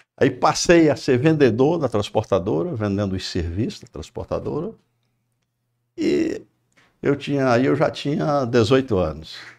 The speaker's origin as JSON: {"language": "Portuguese", "town": "Maranguape", "region": "Ceará", "country": "Brazil", "tie": "born or raised there", "also_born_or_lived": "Fortaleza", "said": "Eu sou do Maranguape, nascido, na, nascido no, na, na, ali perto da Tabatinga, no, na Sapupara"}